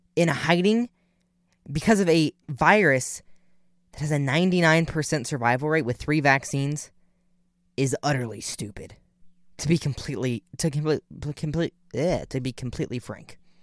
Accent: Ohio, United States; I'm from Ohio

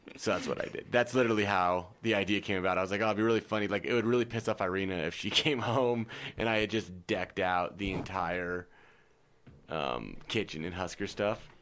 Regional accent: Nebraska, United States; I'm from Nebraska

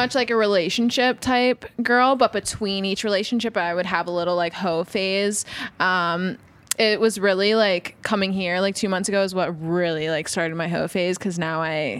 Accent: Lancaster, Pennsylvania, United States; I'm from Lancaster, Pennsylvania.

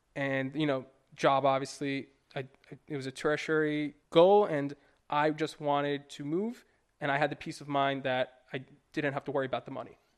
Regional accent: New York, United States; moved away as an adult; I'm from New York. I grew up there for twenty-five years

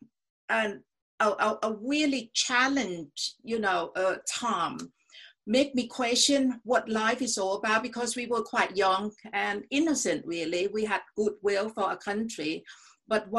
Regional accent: Thailand; also born or lived in United States; I was brought up in a country that is really, you know, brainwashed. That was during the Vietnam War. Okay, so went to America for 1 year. It's really an eye-opening experience, you know, to see they protest against the Vietnam War, whereas in Thailand at that time I was, you know, 16-17

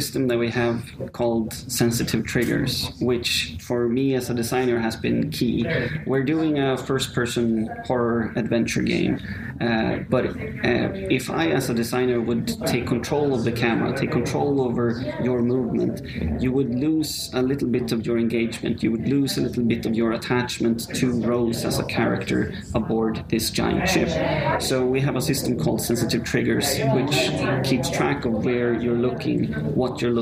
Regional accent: Sweden; now in Rome, Italy; I'm from Sweden

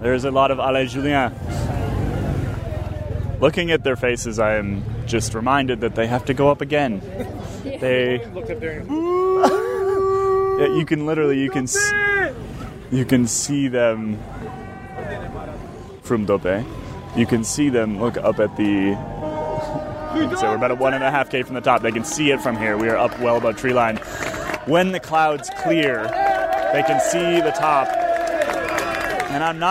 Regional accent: United States; I'm not English. I'm American.

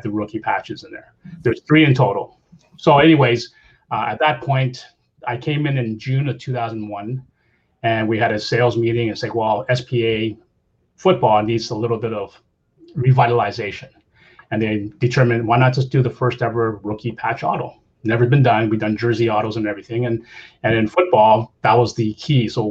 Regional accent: Canada; I'm Canadian

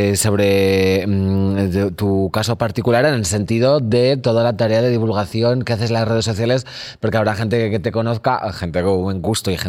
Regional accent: Magaluf, Balearic Islands, Spain; Sabes que yo me crié en Magaluf porque.

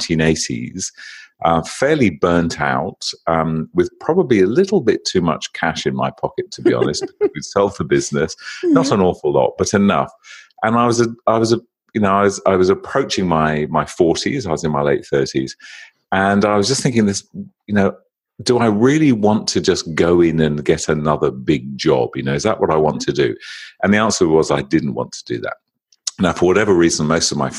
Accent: United Kingdom; accent: British; moved away as an adult; also born or lived in London; now in Sydney, Australia; my accent is actually British rather than Australian

